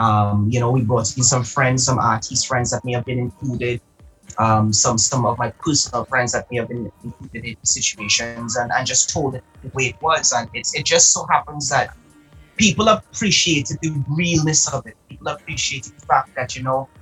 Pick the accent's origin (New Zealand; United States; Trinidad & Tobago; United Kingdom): Trinidad & Tobago; also born or lived in Antigua and Barbuda; I was raised in Trinidad. However, I was born in Antigua and Barbuda